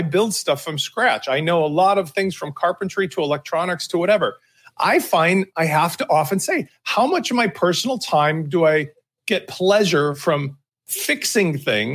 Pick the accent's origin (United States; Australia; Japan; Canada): United States; Chicago, Illinois; growing up in Chicago